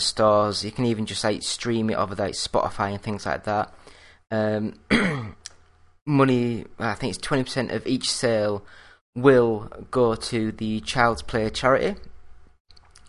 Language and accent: English; Yorkshire and the Humber, United Kingdom; I'm from Yorkshire